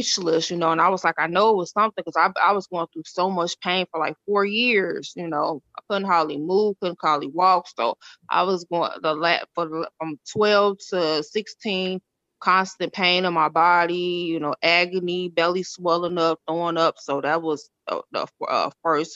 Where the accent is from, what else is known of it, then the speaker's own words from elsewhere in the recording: Chicago, Illinois, United States; also born or lived in Decatur, Illinois; I'm from Illinois. It's called Decatur. I moved to Chicago when I was 5